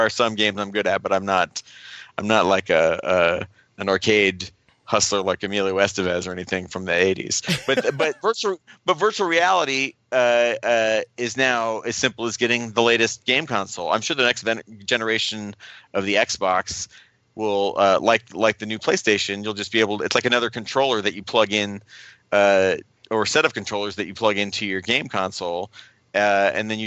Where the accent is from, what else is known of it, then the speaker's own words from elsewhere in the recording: Ohio, United States; moved away; guys that I grew up with in Ohio